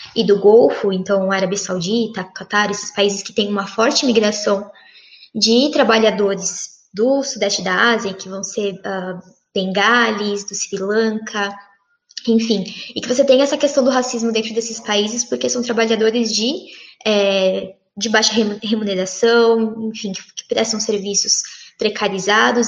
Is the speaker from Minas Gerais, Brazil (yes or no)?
no; São Paulo, Brazil; eu nasci, nasci, cresci em São Paulo